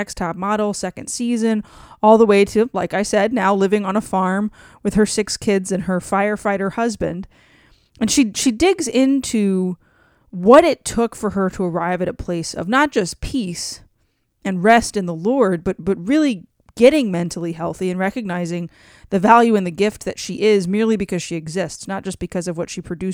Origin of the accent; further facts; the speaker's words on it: Cajun, Louisiana, United States; I'm Cajun